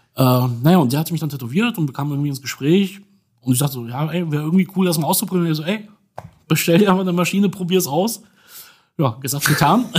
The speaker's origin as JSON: {"language": "German", "town": "Dortmund", "region": "North Rhine-Westphalia", "country": "Germany", "tie": "born or raised there", "also_born_or_lived": "Upper Silesia, Poland", "moved": "as an adult", "lives_now": "Berlin, Germany", "said": "Bin aber sonst Dortmunder"}